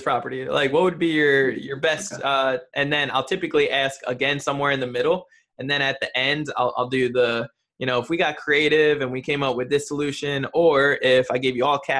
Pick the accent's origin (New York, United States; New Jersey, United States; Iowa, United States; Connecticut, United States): New Jersey, United States; moved away; I'm from New Jersey originally.